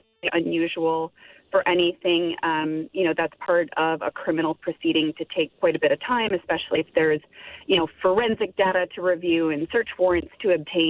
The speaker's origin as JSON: {"language": "English", "country": "United States", "said": "I'm an American, I'm based in the U.S"}